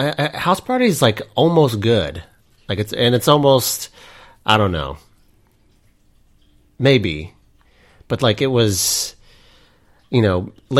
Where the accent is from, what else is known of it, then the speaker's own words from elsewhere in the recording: Altus, Oklahoma, United States; The movie theater from my hometown of Altus, Oklahoma